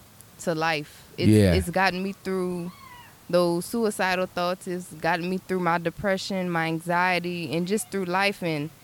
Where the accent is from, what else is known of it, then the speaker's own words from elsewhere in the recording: New Orleans, Louisiana, United States; now in Texas, United States; I'm from New Orleans.